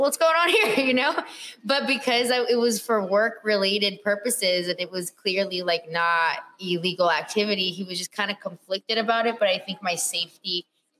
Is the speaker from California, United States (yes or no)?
yes; Whittier, California, United States; also born or lived in Los Angeles, United States; I was born here and then I grew up in Whittier